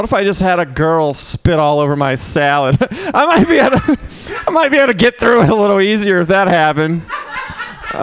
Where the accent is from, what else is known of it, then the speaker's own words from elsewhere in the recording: Mississippi, United States; now in San Francisco, United States; I'm from Mississippi